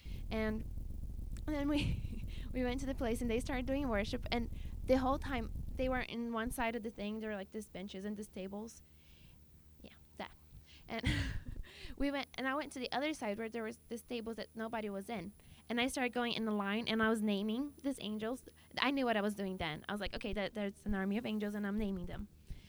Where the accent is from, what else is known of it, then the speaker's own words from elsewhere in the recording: Brazil; how I came from Brazil and how God changed my life.